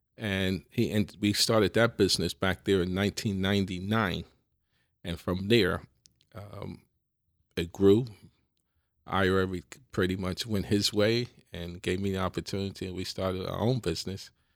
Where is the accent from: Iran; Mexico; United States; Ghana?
United States; New York City, New York; I, I grew up in the Bronx